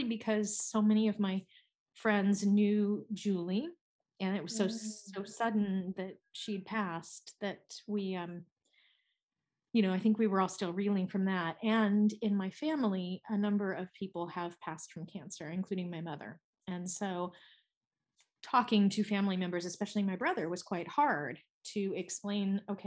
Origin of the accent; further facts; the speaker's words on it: United States; now in Switzerland; I'm an American living in Switzerland, and so all of my family is in the United States.